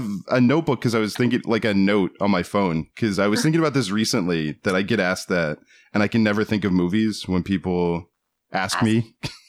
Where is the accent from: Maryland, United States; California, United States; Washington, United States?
Maryland, United States; Southern; moved away as an adult; also born or lived in Baltimore; now in Los Angeles, United States; I grew up in Southern Maryland, like about 20 minutes from D.C.